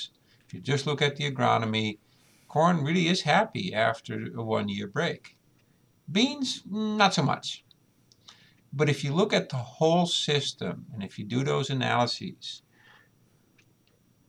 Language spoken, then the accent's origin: English; Netherlands; moved away as an adult; now in United States; I grew up in the Netherlands.